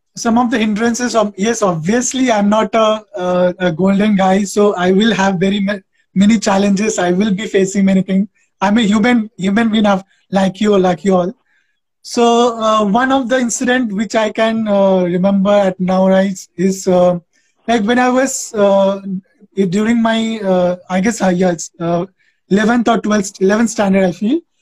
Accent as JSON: {"language": "English", "region": "West Bengal", "country": "India", "moved": "yes", "lives_now": "Andhra Pradesh, India", "said": "I am originally from West Bengal. I'm a Bengali guy, but I have settled in Andhra Pradesh uh, since 17 years"}